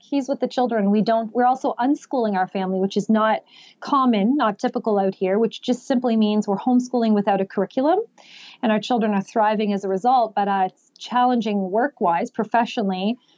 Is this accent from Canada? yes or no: yes; Canada; I was born and raised here in Canada